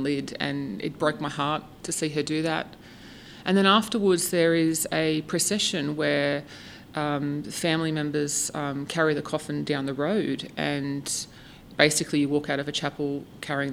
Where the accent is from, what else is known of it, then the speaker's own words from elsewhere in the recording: Woy Woy, New South Wales, Australia; also born or lived in United Kingdom / Ireland; I grew up in Australia. I grew up on the central coast of New South Wales in a town called Woi Woi.